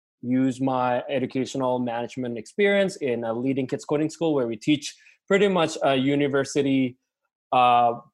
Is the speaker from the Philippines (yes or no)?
no; Indonesia; now in Vancouver, Canada; I'm also from Indonesia